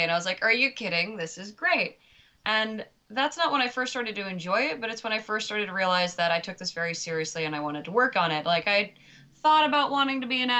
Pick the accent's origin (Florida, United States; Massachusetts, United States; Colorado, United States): Massachusetts, United States; Lexington; I got my first lead in a play in third grade. The play was The Big Stone at Lexington Montessori School